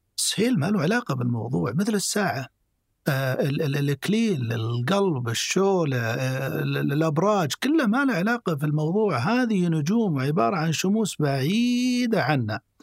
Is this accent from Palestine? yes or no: no; Saudi Arabia; عندنا في السعودية